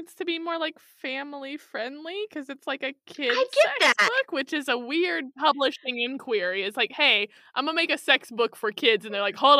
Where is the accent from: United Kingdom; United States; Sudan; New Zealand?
United States; Kansas City; I'm from Kansas City.